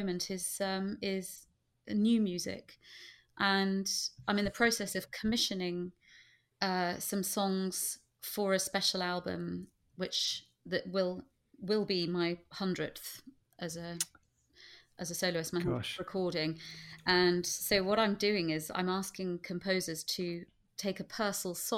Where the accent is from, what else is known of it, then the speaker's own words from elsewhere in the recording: Bedford, East of England, United Kingdom; growing up in Bedford to be a member of Bedfordshire Youth Opera